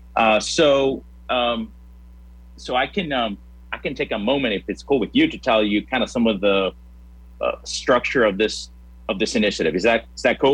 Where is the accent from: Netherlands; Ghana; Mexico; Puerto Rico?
Puerto Rico; also born or lived in Louisiana; now in Lincoln, United States; I'm originally from Puerto Rico